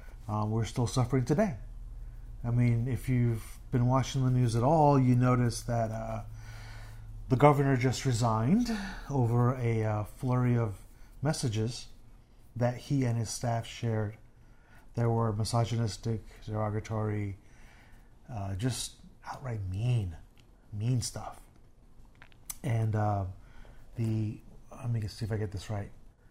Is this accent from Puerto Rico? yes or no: yes; Puerto Rico; Oh yeah, yeah. I'm from Puerto Rico, so